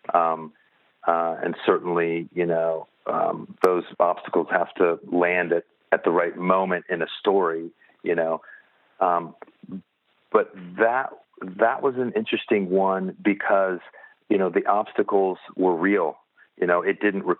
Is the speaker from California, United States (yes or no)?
no; Indianapolis, Indiana, United States; now in Los Angeles, United States; I was born and raised in Indianapolis, Indiana